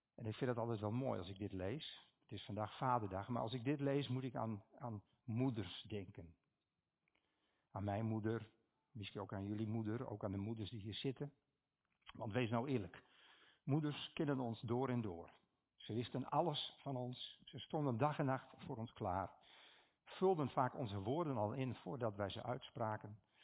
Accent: Stiens, Friesland, Netherlands; Ik kom uit Stiens

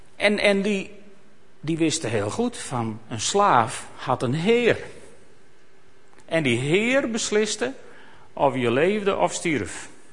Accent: Netherlands; wij dan als Nederlanders

